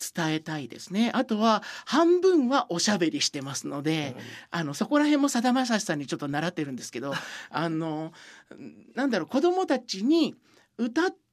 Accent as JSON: {"language": "Japanese", "town": "Sukumo", "region": "Kochi", "country": "Japan", "tie": "born or raised there", "said": "僕のふるさとの高知県"}